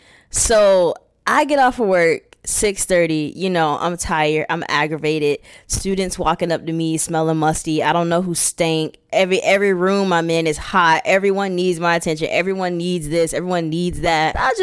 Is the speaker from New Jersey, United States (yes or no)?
no; California, United States; I'm going to show you where I'm really from. I'm from West Orange County, bitch.